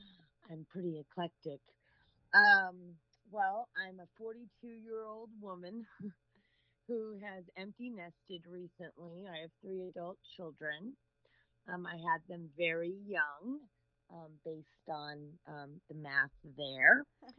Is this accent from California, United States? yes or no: yes; California, United States; I'm from Northern California, born and raised. I've traveled all over the world being an Air Force brat and then again as a Marine.